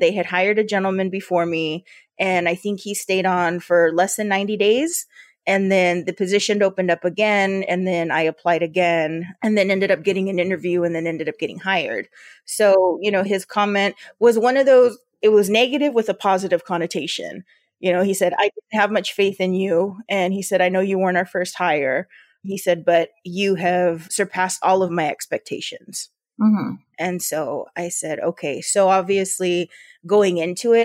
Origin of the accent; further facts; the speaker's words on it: Yuma, Arizona, United States; accent: border Spanish; I grew up here in Yuma